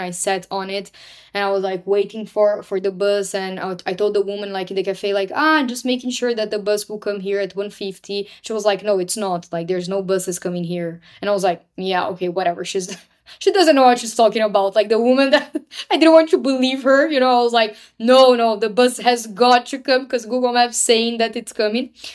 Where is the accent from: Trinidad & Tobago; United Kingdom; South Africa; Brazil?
Brazil; moved away; born and raised in Brazil